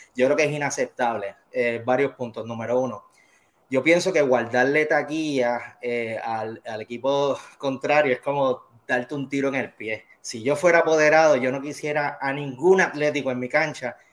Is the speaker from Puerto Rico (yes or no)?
yes; Bayamón, Puerto Rico; yo soy nacido y criado en Bayamón, la mejor ciudad de Puerto Rico